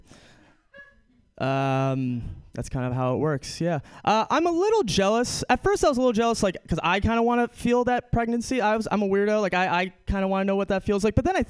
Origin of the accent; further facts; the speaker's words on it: New York City, New York, United States; I'm a straight white man from New York City